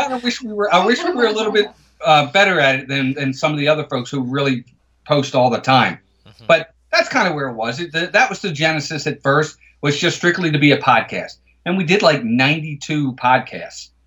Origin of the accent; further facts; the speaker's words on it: Baltimore, Maryland, United States; I'm born and raised in Baltimore, Maryland. I've been here my entire life